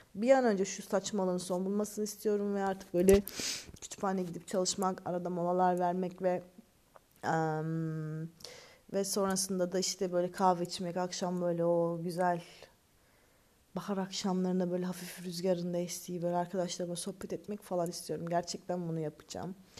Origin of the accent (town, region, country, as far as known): Turkey; moved away as an adult